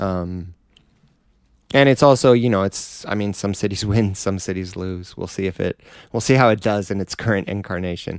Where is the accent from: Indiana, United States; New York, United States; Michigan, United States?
Michigan, United States; Detroit; Detroit. My, on my dad's side, we're from Tennessee